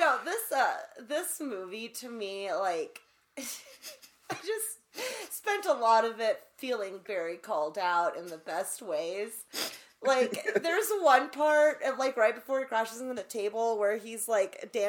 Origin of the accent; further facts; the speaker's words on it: Houston, Texas, United States; I grew up in Houston